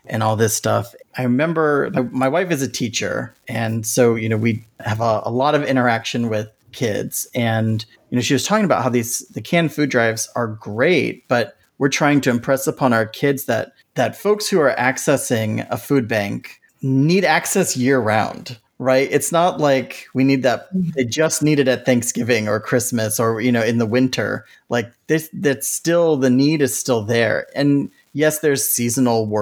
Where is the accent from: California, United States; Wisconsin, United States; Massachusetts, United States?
California, United States; Santa Clara County; I grew up in Santa Clara County